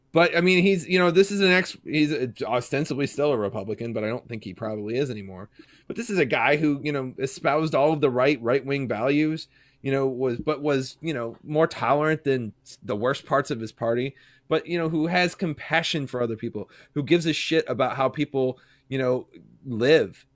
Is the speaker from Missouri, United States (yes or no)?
yes; Kansas City, Missouri, United States; I grew up personally in Platte County, Missouri.